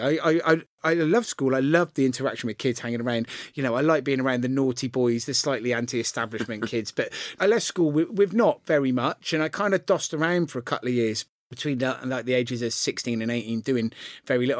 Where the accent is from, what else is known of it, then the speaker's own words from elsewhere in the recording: Gloucester, South West England, United Kingdom; I grew up in the centre of Gloucester